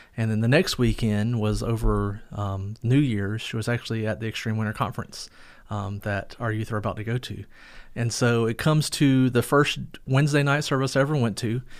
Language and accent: English; Fuquay-Varina, North Carolina, United States; moved away; also born or lived in Lillington, North Carolina; I grew up in North Carolina, a town called Fuquay Verena, but really more Lillington area